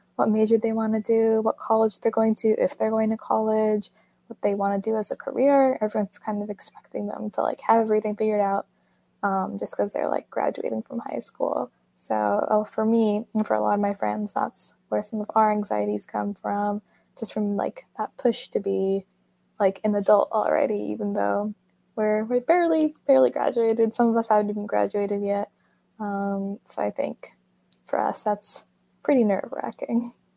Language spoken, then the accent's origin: English; Atlanta, Georgia, United States; I'm from Atlanta, Georgia.